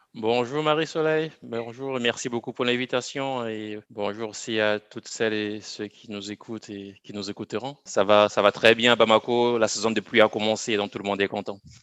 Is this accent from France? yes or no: no; Bafoussam, West, Cameroon; moved away as an adult; also born or lived in Yaoundé, Cameroon; je suis né, j'ai grandi au Cameroun, donc à Bafsam, dans une ville de moyenne, de moyenne taille, au Cameroun